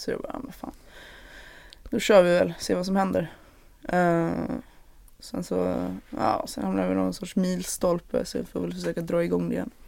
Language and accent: Swedish; Malmö, Skåne, Sweden; då bodde ju redan jag och min mamma i eh, Malmö, så det var där jag växte upp